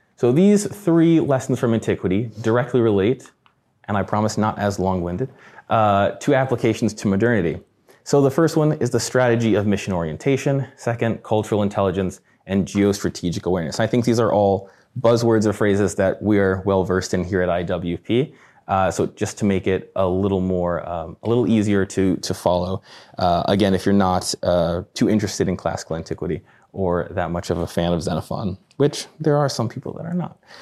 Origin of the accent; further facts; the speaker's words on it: Midwest, United States; I'm from the Midwest